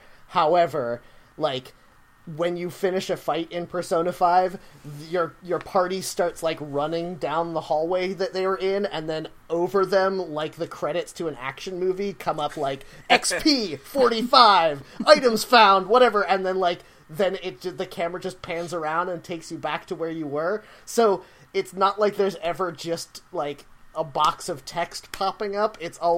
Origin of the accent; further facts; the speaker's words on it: New York, United States; Well, I think this is cool, and I'm a New Yorker, so my opinion must be valid.